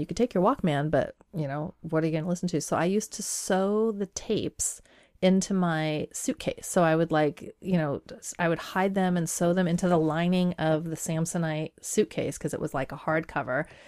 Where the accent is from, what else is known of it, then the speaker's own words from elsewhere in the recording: Pacific Northwest, Washington, United States; English is a second language; also born or lived in Iran / Cheney, Washington; growing up in the Pacific Northwest, being a woman of color